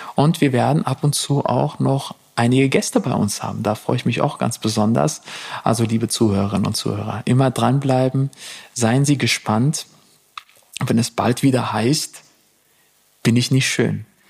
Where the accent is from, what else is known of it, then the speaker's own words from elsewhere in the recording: Germany; als Deutsche